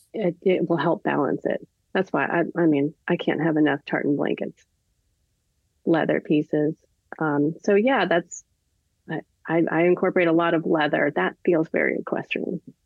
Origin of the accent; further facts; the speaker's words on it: California, United States; moved away; also born or lived in Nashville; I'm from California, but I've never lived in San Diego